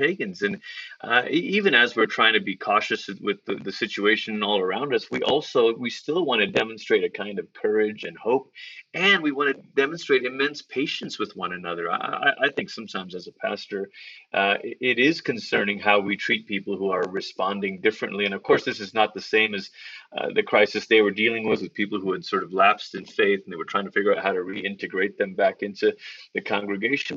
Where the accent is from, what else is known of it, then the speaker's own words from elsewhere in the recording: Malaysia; now in Colorado Springs, United States; I grew up in Malaysia